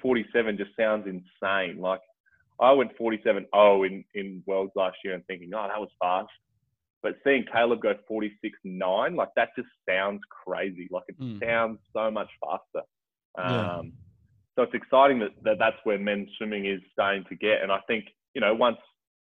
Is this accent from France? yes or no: no; Port Lincoln, South Australia, Australia; when I was growing up in Port Lincoln as a kid